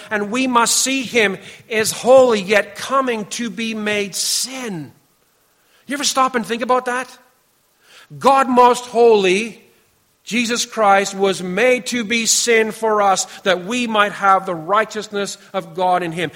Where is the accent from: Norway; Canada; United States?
Canada; we come from Canada